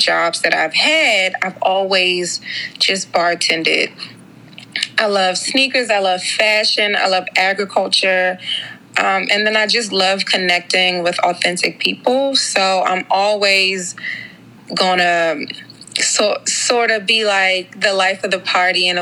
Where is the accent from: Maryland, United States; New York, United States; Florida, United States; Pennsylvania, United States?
Maryland, United States; Suitland; I am a Prince George's County native. I grew up in Suitland